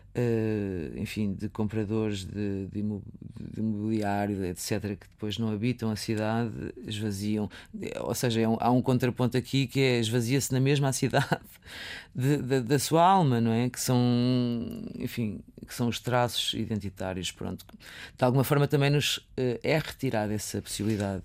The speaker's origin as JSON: {"language": "Portuguese", "region": "Viseu", "country": "Portugal", "tie": "born or raised there", "moved": "yes", "said": "nasci, cresci em Viseu"}